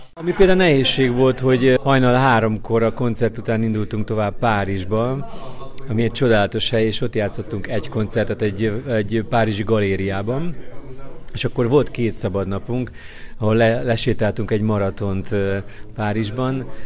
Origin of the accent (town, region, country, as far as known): Hungary